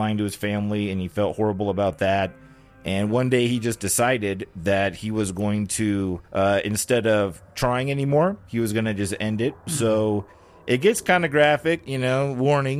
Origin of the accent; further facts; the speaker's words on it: Long Beach, California, United States; we grew up in Long Beach